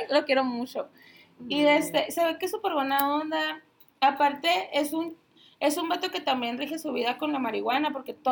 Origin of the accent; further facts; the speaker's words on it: Mexico; Pero nacimos en México.